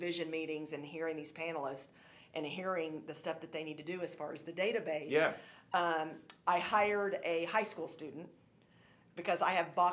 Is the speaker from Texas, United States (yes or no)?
no; New Castle, Indiana, United States; I'm from Newcastle